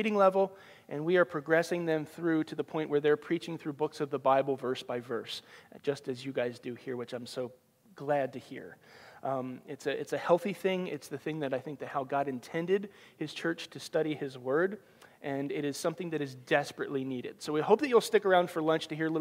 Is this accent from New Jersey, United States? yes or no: yes; just outside of Philadelphia, New Jersey, United States; moved away as an adult; also born or lived in Ohio; now in Iowa, United States; I grew up in New Jersey, just outside of Philadelphia